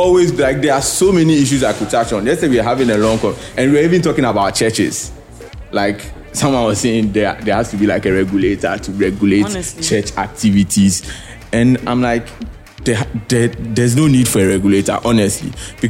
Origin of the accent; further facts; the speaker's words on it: Ghana; And this is not something as Ghanaian, we are used to, right?